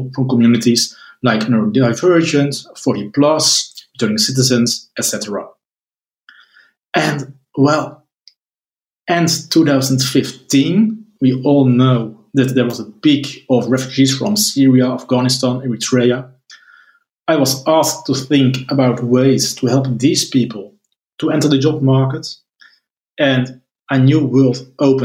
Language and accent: English; Netherlands; I'm from the Netherlands